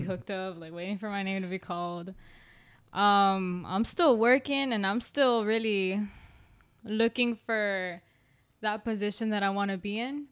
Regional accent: Miami, Florida, United States; We grew up in the city, city

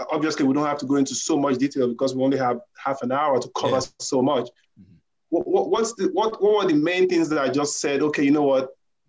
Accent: Nigeria; now in United States; I'm from Nigeria originally. I'm learning how to be black in America.

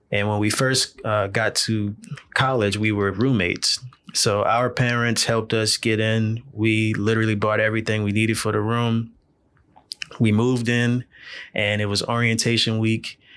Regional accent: New Orleans, Louisiana, United States; I'm originally born and raised in New Orleans, uh, Louisiana.

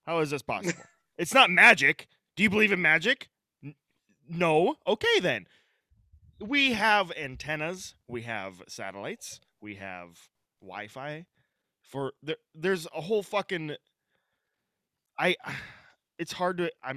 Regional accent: Northwestern Minnesota, United States; I'm from Northwestern Minnesota

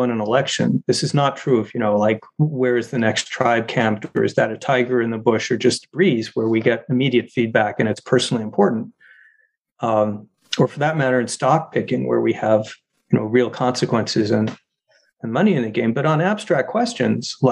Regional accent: Arizona, United States; Arizona, my home state.

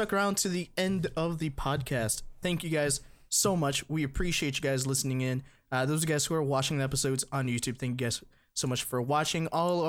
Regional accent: Texas, United States; moved away; I was born in Texas

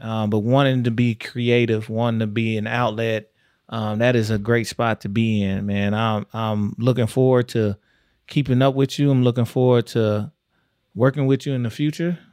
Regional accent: Texas, United States; moved away; I'm from Texas

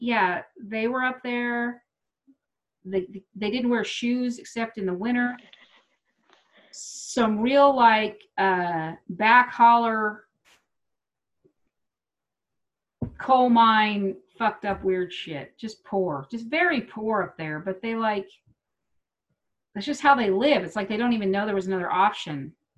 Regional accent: Wichita, Kansas, United States; moved away as an adult; now in Denver, United States; I come from Wichita.

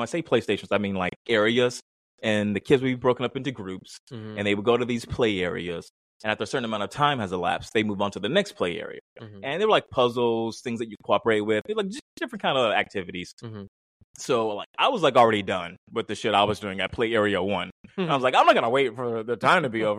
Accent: Mississippi, United States; moved away; also born or lived in Germany / Italy; I'm from Mississippi.

